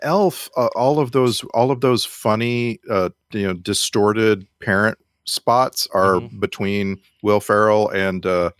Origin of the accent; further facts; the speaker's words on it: Texas, United States; because I grew up in South Texas. It just wasn't a thing.